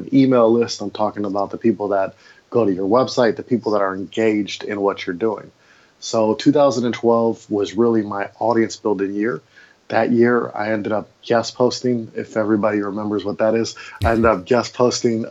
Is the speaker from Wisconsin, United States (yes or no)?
yes; Milwaukee, Wisconsin, United States; moved away as an adult; also born or lived in Maui, Hawaii; I grew up in Milwaukee, Wisconsin, and I lived there for 30 odd years of my 36 years of life.